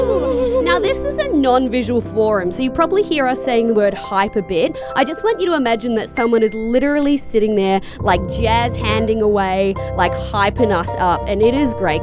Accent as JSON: {"language": "English", "country": "New Zealand", "said": "I'm from New Zealand"}